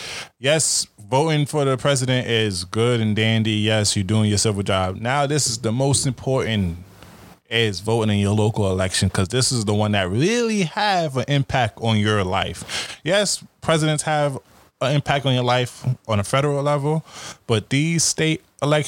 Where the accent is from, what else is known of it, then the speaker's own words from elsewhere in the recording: New York City, New York, United States; I'm from Brooklyn